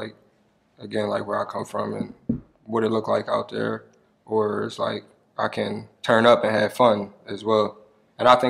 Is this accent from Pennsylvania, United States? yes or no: yes; Philadelphia, Pennsylvania, United States; I'm from Uptown.